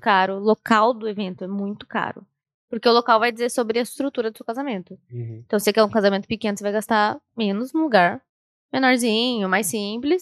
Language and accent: Portuguese; Sorocaba, São Paulo, Brazil; Eu sou de Sorocaba ainda